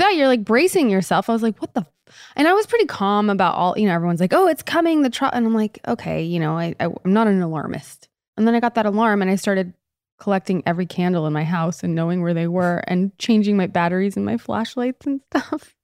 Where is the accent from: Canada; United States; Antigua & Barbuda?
Canada; moved away; All my years in Canada during the winter, I didn't have to drive in that growing up.